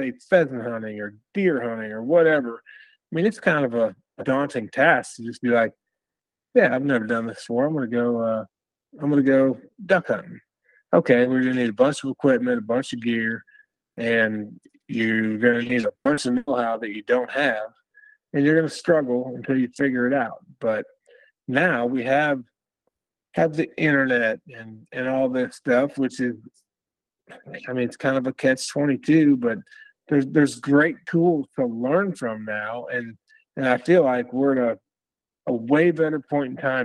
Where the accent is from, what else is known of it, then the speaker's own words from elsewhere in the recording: Western Illinois, United States; I grew up in Western Illinois, outside the Quad Cities, which is about, it's basically the other side of the state from Chicago